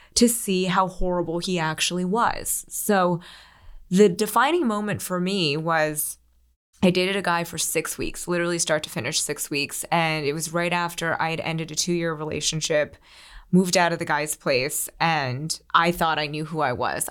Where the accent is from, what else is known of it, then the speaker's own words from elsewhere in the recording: Philadelphia, Pennsylvania, United States; moved away as an adult; also born or lived in New York City; I grew up outside of Philly